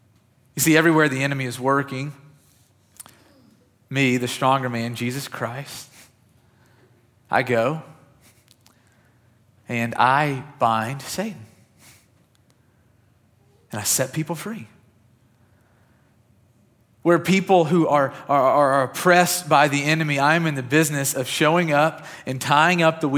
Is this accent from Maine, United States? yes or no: no; Kentucky, United States; I grew up in West Kentucky, and it felt like we had at least a tornado a year